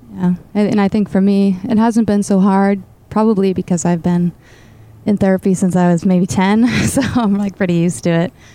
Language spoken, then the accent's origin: English; Boston, Massachusetts, United States; she had me in the Boston area and raised me